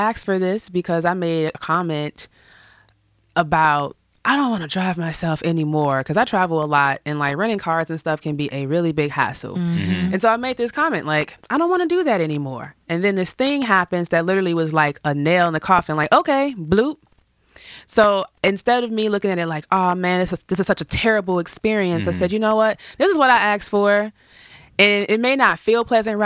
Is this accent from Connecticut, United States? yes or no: no; Chicago, Illinois, United States; We grew up in the suburbs, like right outside of the west side of Chicago